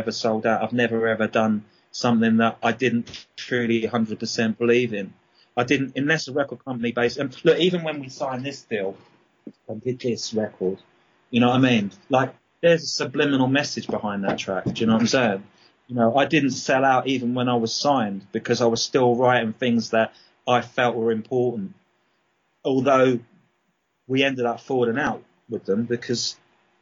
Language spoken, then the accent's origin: English; Brighton, South East England, United Kingdom; accent: English; moved away as an adult; also born or lived in Dublin, Ireland / London / Australia; now in England; I started off in Brighton. Well, actually, I was born in Dublin, and then we moved to London, and then I moved to Brighton when I was about 4 or 5, and went to school there, and then sort of went back to London when I was 19